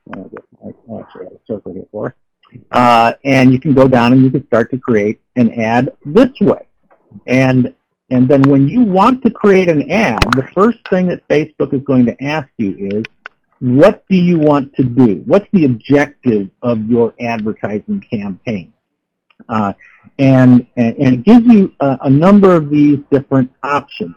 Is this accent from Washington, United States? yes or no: yes; Seattle, Washington, United States; I'm from Seattle, Washington